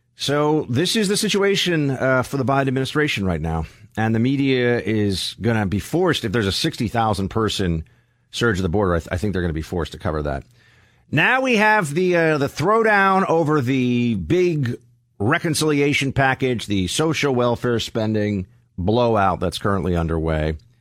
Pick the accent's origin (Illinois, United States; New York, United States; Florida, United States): New York, United States; New York City; moved away as an adult; now in Alabama, United States; I'm from New York City